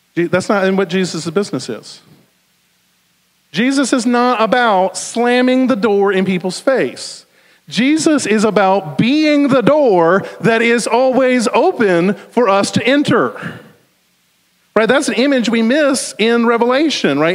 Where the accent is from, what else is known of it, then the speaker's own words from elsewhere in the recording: the South, United States; accent: southern; my southern accent